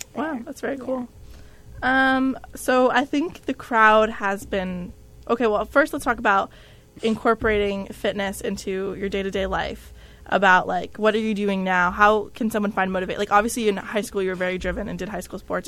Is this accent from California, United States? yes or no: no; New Jersey, United States; moved away; I'm from Jersey specifically